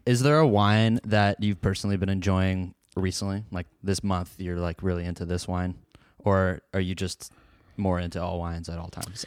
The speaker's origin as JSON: {"language": "English", "town": "Portland", "region": "Oregon", "country": "United States", "tie": "born or raised there", "moved": "yes", "lives_now": "Seattle, United States", "said": "I grew up in the Portland area. Now I live in Seattle"}